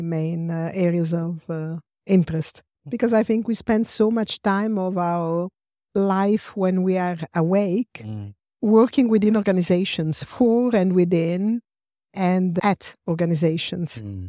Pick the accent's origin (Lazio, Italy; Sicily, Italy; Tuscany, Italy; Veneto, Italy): Lazio, Italy; Rome; English is a second language; I come from Rome. I'm Italian and I live in Rome.